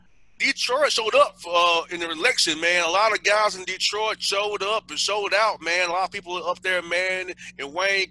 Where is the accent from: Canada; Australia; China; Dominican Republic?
Dominican Republic; I'm Dominican and black